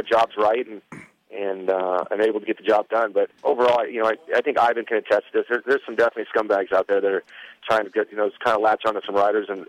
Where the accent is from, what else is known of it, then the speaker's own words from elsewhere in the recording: Midwest, United States; Bob was somebody I grew up with here in the Midwest and known for many years.